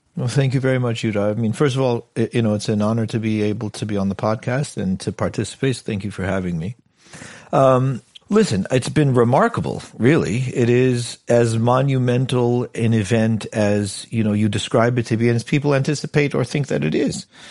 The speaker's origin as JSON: {"language": "English", "country": "United States", "moved": "as an adult", "lives_now": "United Kingdom", "said": "I'm an American kid"}